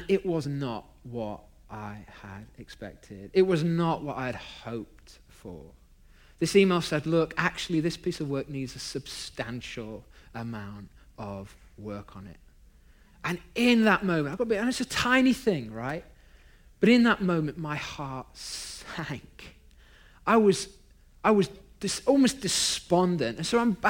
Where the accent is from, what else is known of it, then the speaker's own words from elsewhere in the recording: United Kingdom; now in Long Beach, United States; I'm British